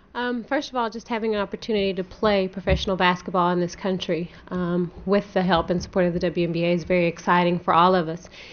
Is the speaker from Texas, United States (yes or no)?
yes; Texas, United States; my home state